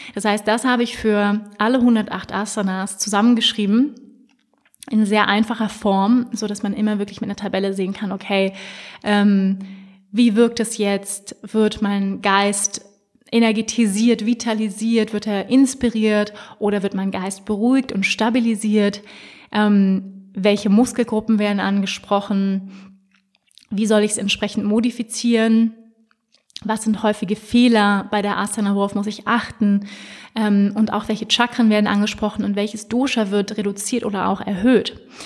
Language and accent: German; Hamburg, Germany; now in Lake Starnberg, Germany; Ich bin ja in Hamburg geboren. Es ist immer so ein bisschen nach Hause kommen